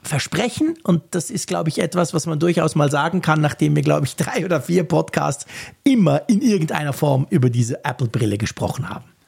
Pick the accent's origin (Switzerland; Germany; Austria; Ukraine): Switzerland; bei uns in der Schweiz